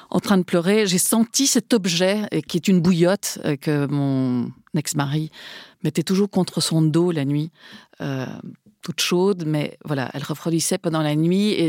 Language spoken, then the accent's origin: French; Spain; Parce que je suis espagnole, pardon.